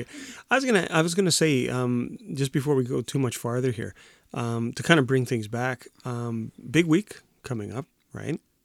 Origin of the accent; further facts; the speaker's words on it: Winnipeg, Manitoba, Canada; From Winnipeg.